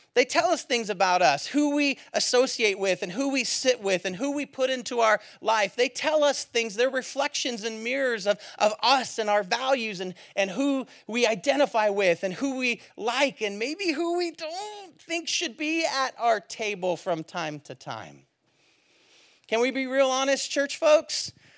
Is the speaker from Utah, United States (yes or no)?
no; Bay Area, California, United States; I'm from the Bay Area.